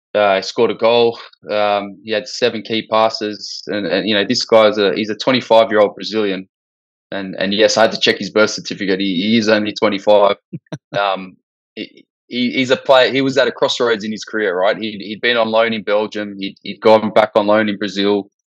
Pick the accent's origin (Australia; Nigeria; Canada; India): Australia; as an Aussie